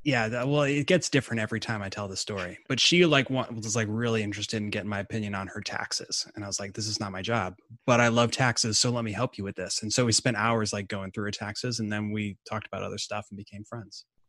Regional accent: Midwest, United States; now in Atlanta, United States; I'm from the Midwest originally

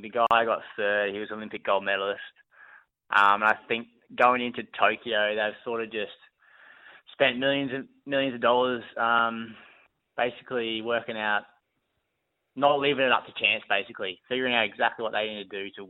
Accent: Brisbane, Queensland, Australia; born or raised there

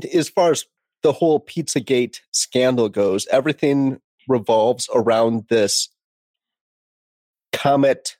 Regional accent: Detroit, Michigan, United States; I'm from Detroit.

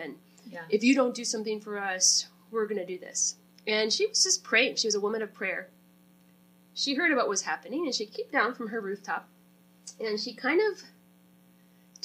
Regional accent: Brabant Lake, Saskatchewan, Canada; moved away; I'm from Brabant Lake, Saskatchewan, Canada

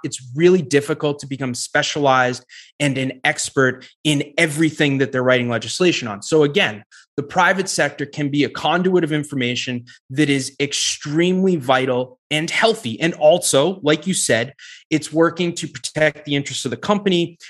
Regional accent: New Hampshire, United States; I grew up in New Hampshire, and that's a purple state.

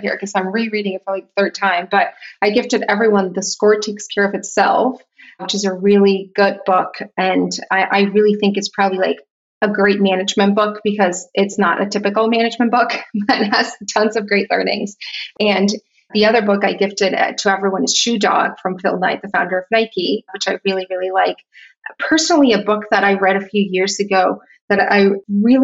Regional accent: Tijuana, Baja California, Mexico; moved away as an adult; also born or lived in San Diego / New York; now in Miami, United States; I grew up in Tijuana. I was there for 18 years of my life and I left for college

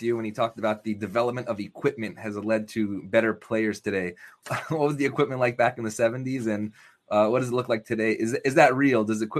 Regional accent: upstate New York, United States; now in Los Angeles, United States; growing up upstate New York

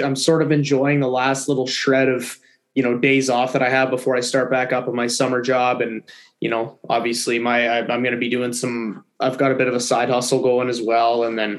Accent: Kitchener, Ontario, Canada; I'm from Kitchener

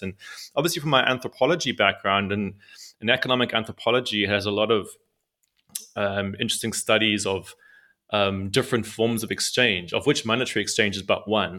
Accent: South Africa; I'm, I'm come from South Africa. Uh, so I grew up in South Africa

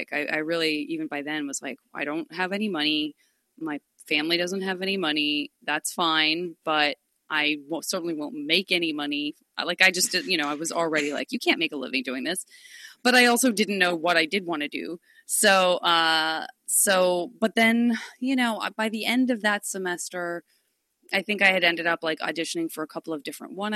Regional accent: Tucson, Arizona, United States; I am from Tucson, Arizona. I was born and raised by two parents

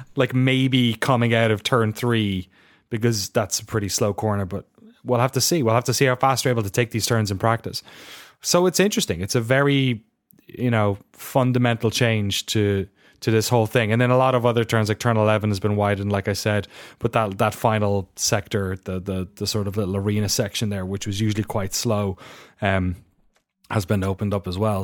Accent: Ireland; accent: weird Irish; my weird Irish accent.

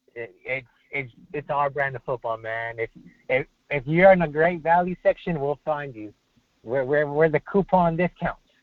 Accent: Dallas, Texas, United States; I'm from Dallas area

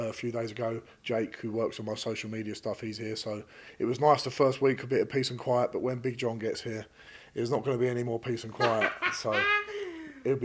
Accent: Romford, London, United Kingdom; I'm from Romford

